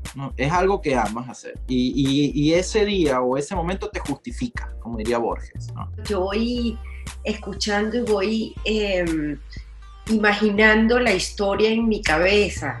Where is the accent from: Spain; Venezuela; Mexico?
Venezuela; como venezolanos